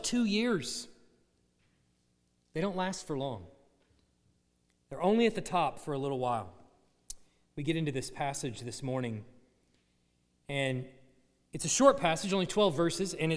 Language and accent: English; Dallas, Texas, United States; now in Tuscaloosa, United States; I grew up in the Dallas area